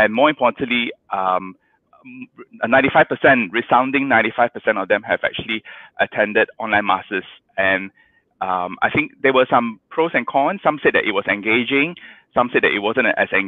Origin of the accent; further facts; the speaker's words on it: Kajang, Selangor, Malaysia; I grew up in Kajang